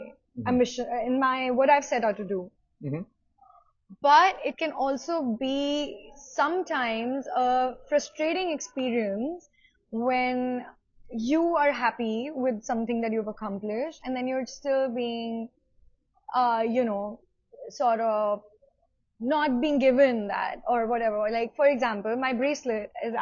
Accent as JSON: {"language": "English", "country": "India", "said": "being Indian"}